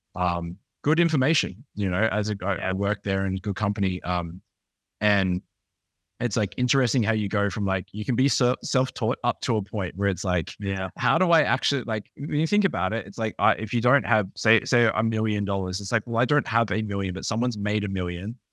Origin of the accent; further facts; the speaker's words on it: Australia; I'm from Australia